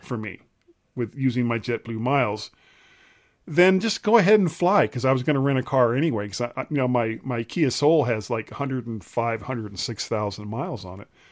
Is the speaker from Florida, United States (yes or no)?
yes; South Florida, United States; moved away; some of my friends, of course, that, that I grew up with in South Florida